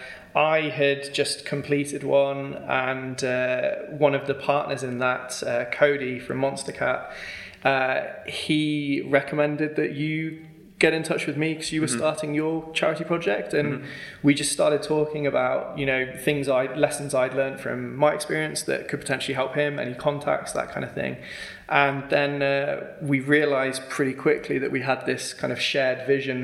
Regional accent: Worcester, West Midlands, United Kingdom; moved away; originally Worcester

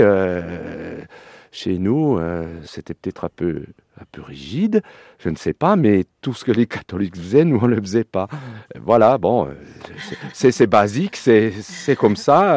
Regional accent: Swiss Jura, Switzerland; moved away as an adult; now in Cévennes, France; j'ai pas pris l'accent du pays. je suis d'origine suisse, je suis jurassien.

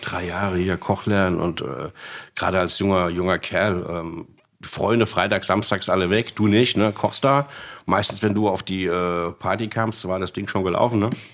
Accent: Frankfurt, Hesse, Germany; also born or lived in Königstein; gebürtiger Frankfurter.

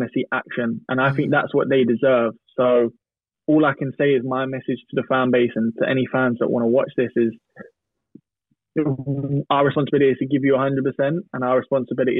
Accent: Norwich, East of England, United Kingdom; I grew up in Norwich

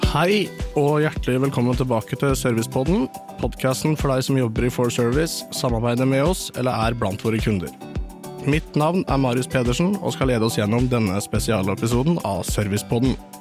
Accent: Eastern Norway, Norway; Jeg er jo en østlending

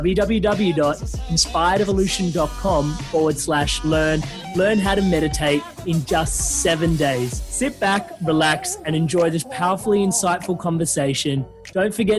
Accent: India; now in Melbourne, Australia; I'm Indian.

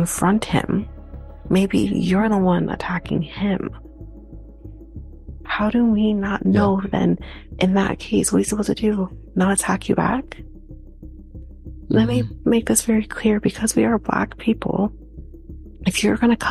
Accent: Canada; we're Canadian

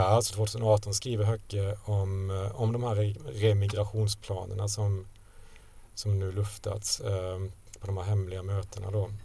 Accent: Sweden; jag är från Sverige, eh, eh, journalist

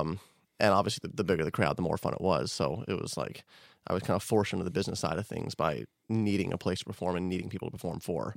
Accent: Denver, Colorado, United States; also born or lived in Boulder; I was born in Denver. I spent first few years of my life in Denver, and then I moved to Boulder when I was early teenager

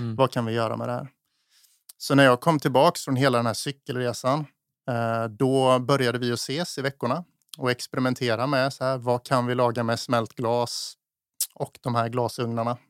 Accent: Eksjö, Jönköping County, Sweden; moved away as an adult; also born or lived in Stockholm; now in Gotland, Sweden; jag är från Småland, jag är från mm. Eksjö, Jag mm. är uppvuxen där.

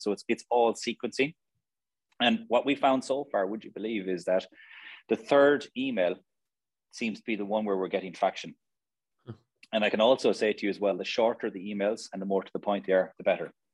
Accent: Limerick, Munster, Ireland; also born or lived in Australia / Dublin; Limerick's a great place to, to to be born and reared.

